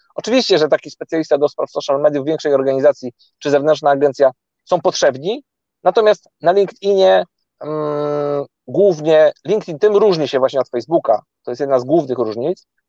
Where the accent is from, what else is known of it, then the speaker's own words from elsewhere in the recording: Gdańsk, Pomeranian Voivodeship, Poland; wszyscy jesteśmy z Gdańska